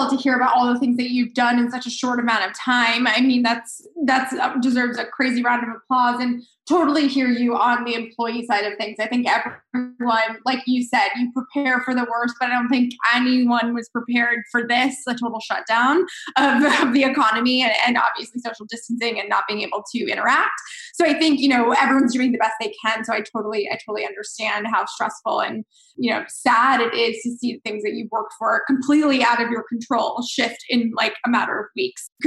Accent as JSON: {"language": "English", "region": "Florida", "country": "United States"}